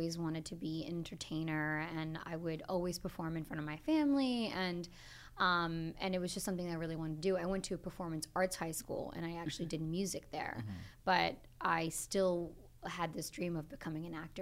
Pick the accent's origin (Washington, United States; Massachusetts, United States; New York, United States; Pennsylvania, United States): Massachusetts, United States; Boston; I'm from Boston, Massachusetts.